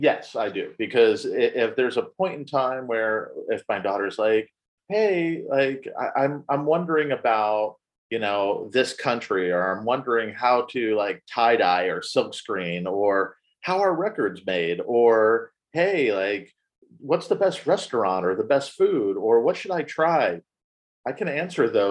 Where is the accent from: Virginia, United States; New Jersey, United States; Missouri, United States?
New Jersey, United States; moved away; I grew up in New Jersey